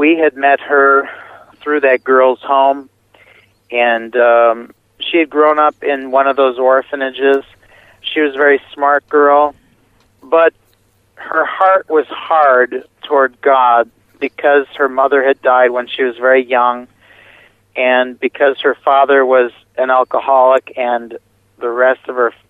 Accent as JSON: {"language": "English", "country": "United States", "also_born_or_lived": "Milwaukee, Wisconsin", "moved": "as an adult", "lives_now": "Romania", "said": "being an American"}